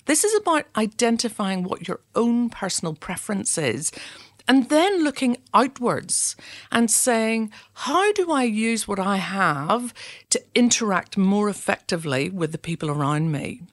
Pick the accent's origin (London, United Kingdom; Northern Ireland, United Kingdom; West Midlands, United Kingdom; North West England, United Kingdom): Northern Ireland, United Kingdom; Belfast; now in Adelaide, Australia; I'm originally from Belfast, and we're not afraid of challenging conversations.